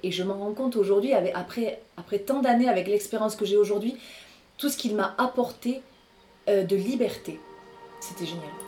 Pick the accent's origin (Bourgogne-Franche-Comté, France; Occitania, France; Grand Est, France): Occitania, France; Rodez; moved away as an adult; also born or lived in Paris; je suis originaire de l'Aveyron, je suis née à Rodez et euh, j'ai fait toute ma scolarité ici